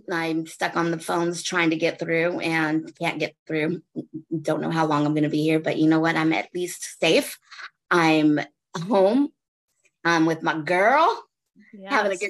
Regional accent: California, United States; now in Texas, United States; I'm actually stuck. I'm stuck in back home in Cali now.

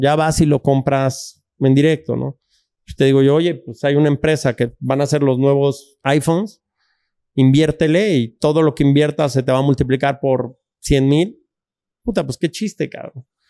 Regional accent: Mexico; moved away as an adult; also born or lived in United States; yo me fui de México en el año 97 con un morralito, 100 dólares en el bolsillo y la bendición de mi mamá

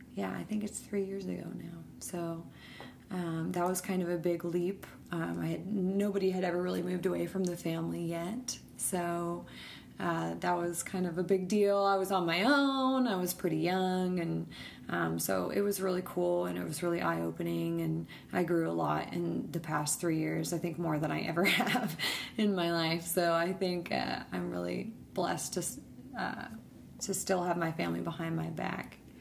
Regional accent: Denver, Colorado, United States; also born or lived in Rockford, Illinois; we moved to Denver when I was young. So I grew up in Denver

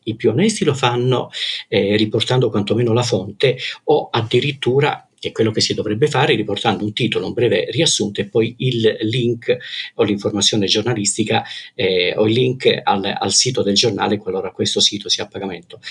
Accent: Calabria, Italy; moved away as an adult; now in Pisa, Italy; Vengo dalla Calabria, eh, una terra che amavo e amo forse ancora, ancora di più ora che non ci abito, mm, ora che non ci abito eh, però se la mia formazione e la mia infanzia eh, sono state in Calabria

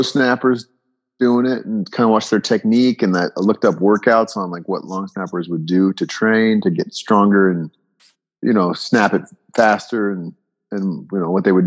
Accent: Bay Area, California, United States; moved away as an adult; growing up in the Bay Area.

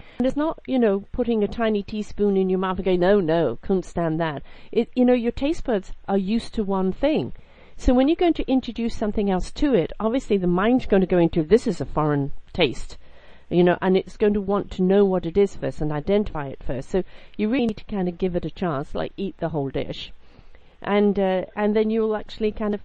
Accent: United Kingdom; I'm British

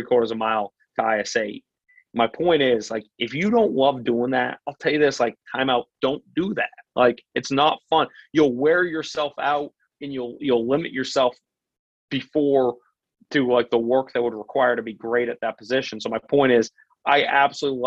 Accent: Portland, United States; where I grew up in Portland

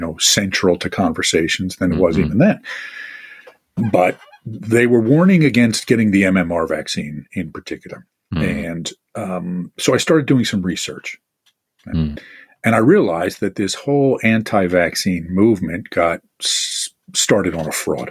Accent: Northeast, United States; I'm from the Northeast

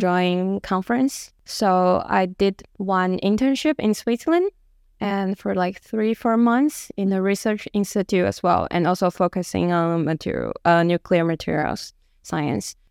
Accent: Taiwan; moved away as an adult; now in Stockholm, Sweden; I'm from Taiwan

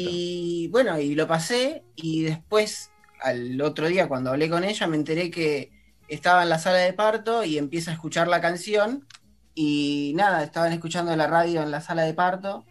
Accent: Campana, Buenos Aires Province, Argentina; soy de Campana

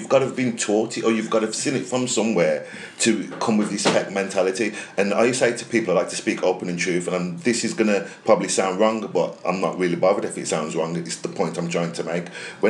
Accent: Birmingham and Wolverhampton, West Midlands, United Kingdom; growing up in Birmingham and Wolverhampton

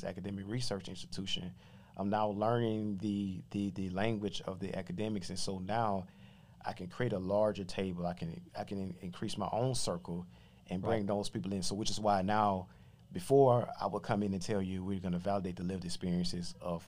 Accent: Mobile, Alabama, United States; now in Baltimore, United States; coming from Mobile

